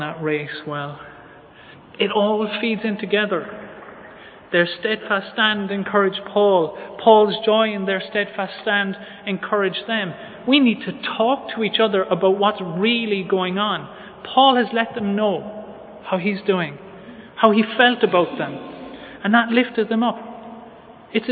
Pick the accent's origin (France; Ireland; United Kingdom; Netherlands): Ireland; as Irish people